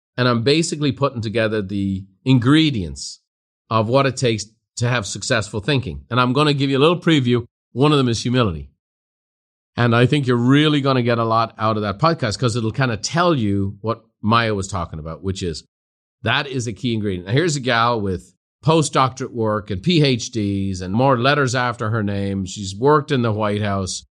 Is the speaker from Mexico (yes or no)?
no; Ireland; moved away as an adult; now in United States; I went from being an Irishman to an American